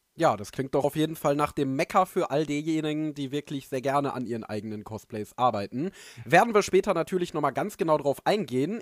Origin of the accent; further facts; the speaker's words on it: Dortmund area, North Rhine-Westphalia, Germany; denn ich komme ja aus der Gegend